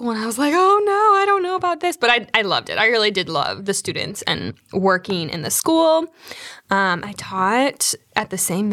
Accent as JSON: {"language": "English", "region": "Wisconsin", "country": "United States", "tie": "born or raised there", "moved": "as an adult", "lives_now": "South Carolina, United States", "said": "I am from Wisconsin originally, like you said, Anita. So I am going to always be a cheesehead at heart."}